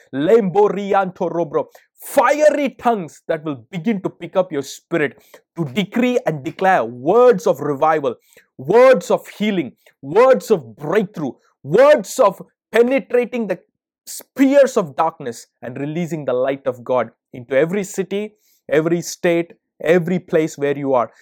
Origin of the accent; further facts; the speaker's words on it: India; also born or lived in America; now in United States; I'm originally from India